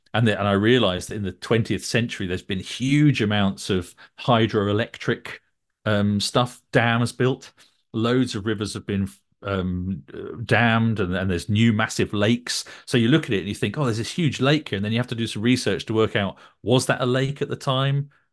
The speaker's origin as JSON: {"language": "English", "area": "Northumberland", "region": "North East England", "country": "United Kingdom", "tie": "born or raised there", "also_born_or_lived": "Norham", "said": "when I was growing up in Northumberland"}